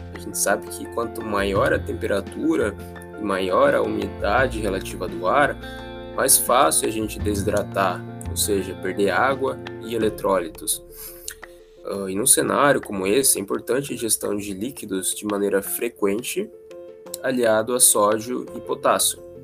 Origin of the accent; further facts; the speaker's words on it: Joinville, Santa Catarina, Brazil; eu sou de Joinville, Santa Catarina